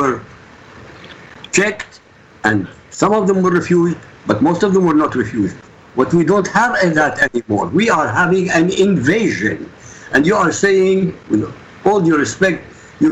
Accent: Iraq; now in United States; I'm from Iraq. I'm not an American. I'm from Iraq.

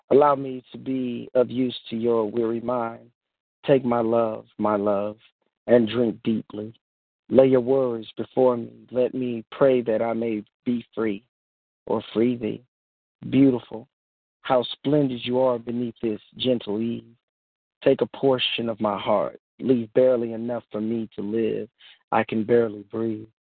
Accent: Houston, Texas, United States; Um, I'm from Houston, Texas

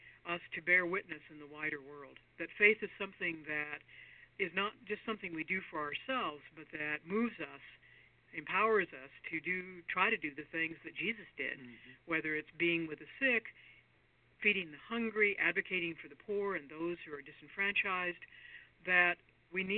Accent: Arizona, United States; now in Santa Fe, United States; Having grown up in Arizona

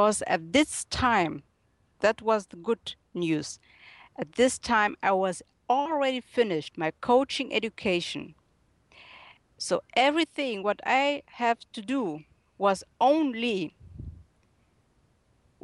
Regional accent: Germany; accent: German; English is a second language; I was born and raised in Germany, and currently I'm living in Munich.

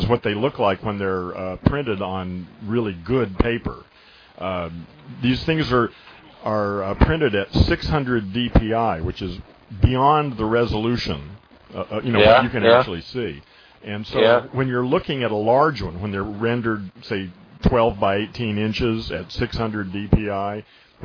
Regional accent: United States; also born or lived in California; I'm an American

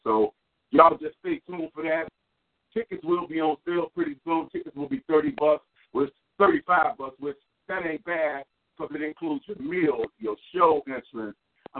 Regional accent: Chicago, Illinois, United States; moved away; my hometown

